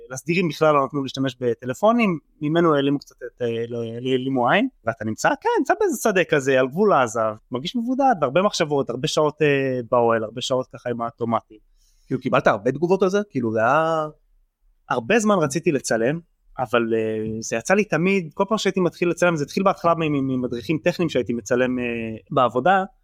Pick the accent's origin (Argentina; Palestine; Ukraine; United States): Palestine; Mitzpe Yeriho, West Bank; now in Tel Aviv, Israel; אז אני בן 33, אה, גר בתל אביב, גדלתי במצפה יריחו, שזאת התנחלות דתית ליד ירושלים